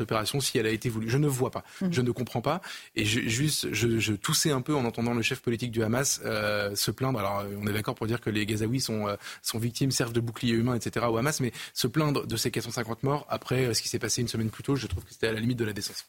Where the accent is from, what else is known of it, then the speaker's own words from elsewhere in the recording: France; chez nous en France